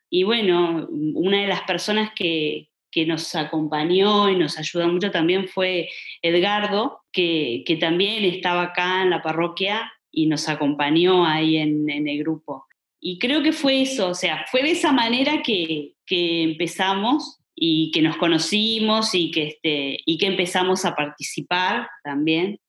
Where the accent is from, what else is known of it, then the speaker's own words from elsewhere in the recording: Colonia del Sacramento, Colonia, Uruguay; somos de Colonia y todo, yo estaba en Colonia